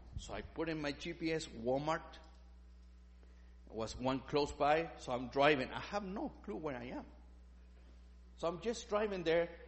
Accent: Chile; English is a second language; moved away; I'm from Chile

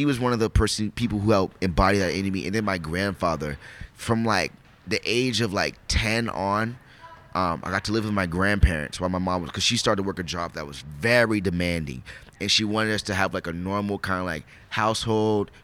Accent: Spokane, Washington, United States; also born or lived in Bremerton, Washington; We moved from Bremerton over to Spokane. Actually, I was like 12. Moved to Spokane

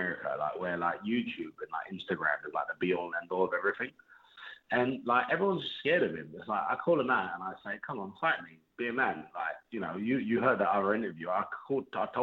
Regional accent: Hounslow, London, United Kingdom; I'm from Hounslow

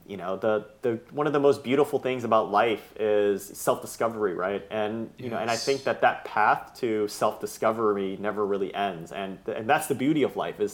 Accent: Bay Area, California, United States; I grew up in the Bay Area

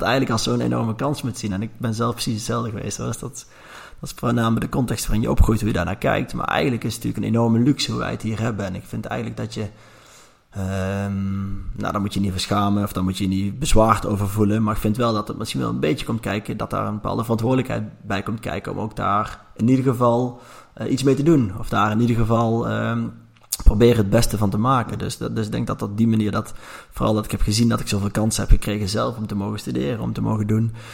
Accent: Langeboom, North Brabant, Netherlands; now in Nijmegen, Netherlands; Ik ben opgegroeid in een klein dorpje, lange boom.

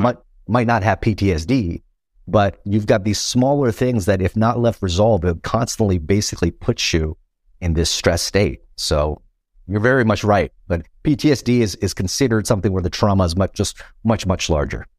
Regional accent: Los Angeles, California, United States; also born or lived in Vietnam / Philippines; I grew up in Chinatown, Los Angeles.

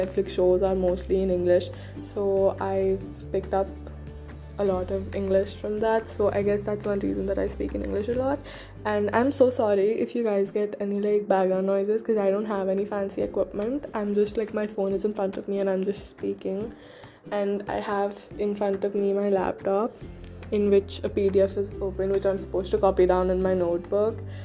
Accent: India; first language Hindi; English is a second language; Yes, I am Indian

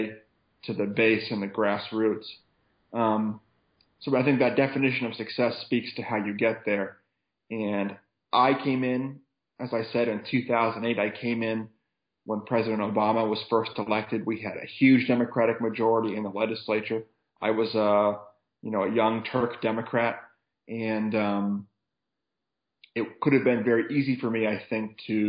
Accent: Waterville, Maine, United States; I grew up in Waterville, Maine

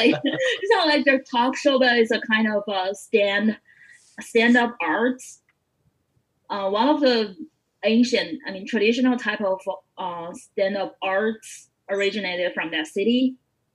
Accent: Tianjin, China; born or raised there; accent: Tianjin dialect; English is a second language; moved away as an adult; also born or lived in Xi'an

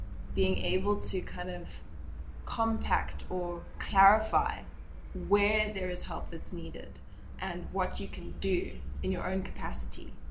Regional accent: Zimbabwe; now in South Africa; having lived and was born in Zimbabwe, and then moved to South Africa.

